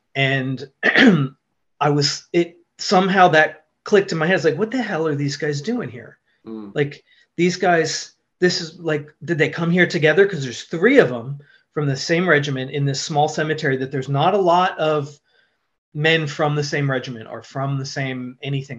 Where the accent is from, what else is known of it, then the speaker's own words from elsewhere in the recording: central New Jersey, United States; now in Seattle, United States; I was born just outside of New York in central New Jersey